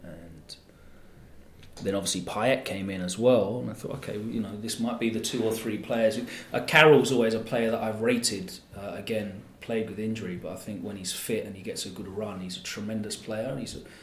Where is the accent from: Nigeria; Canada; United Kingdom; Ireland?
United Kingdom; Essex, East of England; I grew up in Essex